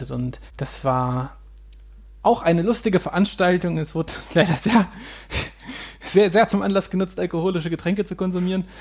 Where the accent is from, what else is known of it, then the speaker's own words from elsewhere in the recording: Hanover, Lower Saxony, Germany; Das ist äh, eine Seenlandschaft in der unmittelbaren Nähe zu, von Hannover, also meiner Heimatstadt.